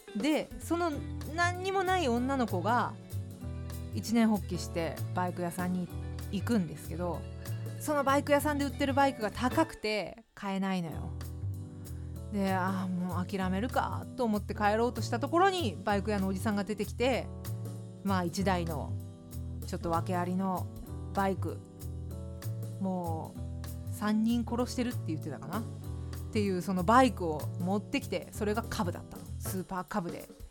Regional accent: Fukuoka, Japan; now in Tokyo, Japan; 私は福岡県福岡市出身

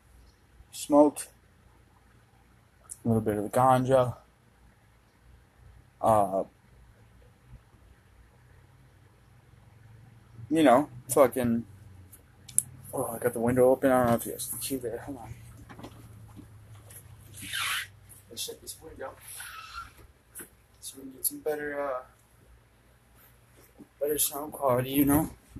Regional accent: Minnesota, United States; I'm from Minnesota

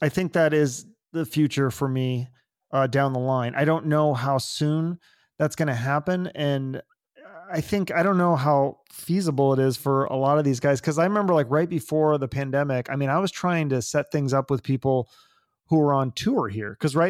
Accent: Issaquah, Washington, United States; moved away as an adult; now in Phoenix, United States; I did grow up there. Yeah. I grew up in Issaquah.

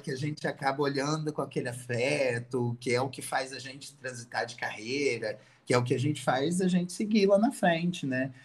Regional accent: Itaperuna, Rio de Janeiro, Brazil; Eu sou de Itaperuna

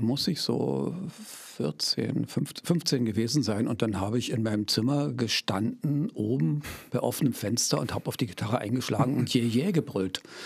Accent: Senftenberg, Brandenburg, Germany; ich stamme hier ganz aus der Nähe, also in der Nähe von Senftenberg in Brieske Ost mhm. äh, stand mein Elternhaus

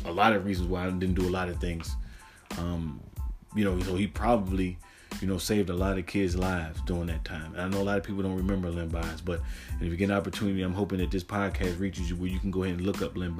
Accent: Maryland, United States; growing up in Maryland, and as a kid in Maryland

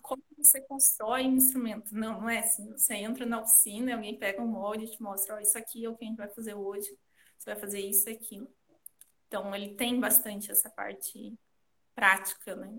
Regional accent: Curitiba, Paraná, Brazil; eu sou aqui de Curitiba

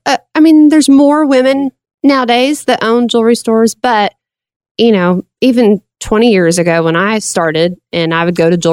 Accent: Russellville, Arkansas, United States; Yeah, I grew up in Russellville, and then I moved to Conway 11 years ago when I remarried

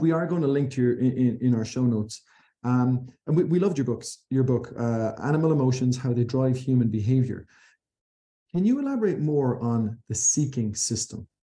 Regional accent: Ireland

